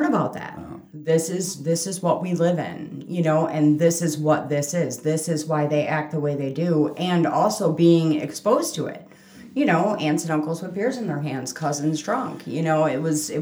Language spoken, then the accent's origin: English; Chicago, Illinois, United States; We are Southside Irish